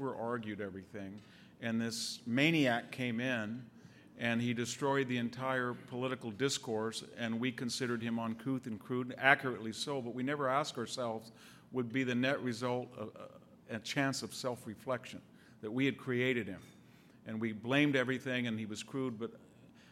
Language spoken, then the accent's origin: English; Selma, California, United States; when I leave Selma, which per capita income is $16,000, my hometown